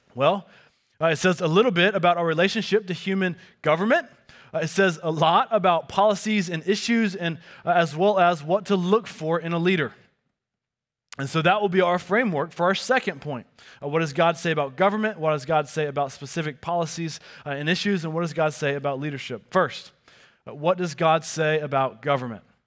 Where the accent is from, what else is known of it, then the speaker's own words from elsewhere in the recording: the South, United States; growing up in the South